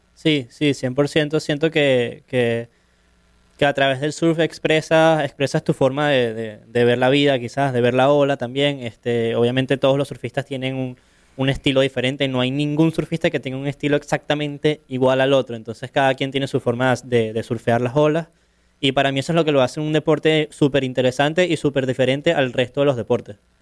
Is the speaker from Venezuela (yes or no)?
yes; Caracas, Capital District, Venezuela; soy de Caracas, de Venezuela